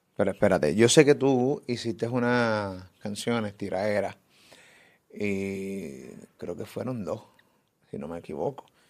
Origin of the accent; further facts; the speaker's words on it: Puerto Rico; de Puerto Rico, siempre transmitimos desde acá, desde PR, para el mundo.